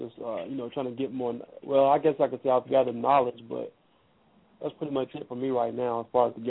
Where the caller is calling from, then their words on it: Nashville, Tennessee, United States; I'm calling from Nashville, Tennessee.